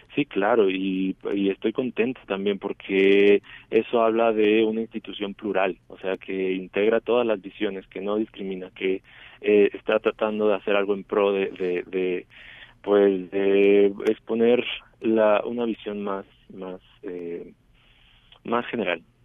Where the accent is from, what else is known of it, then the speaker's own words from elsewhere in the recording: Chiapas, Mexico; moved away as an adult; now in Mexico City, Mexico; Yo soy originario de Chiapas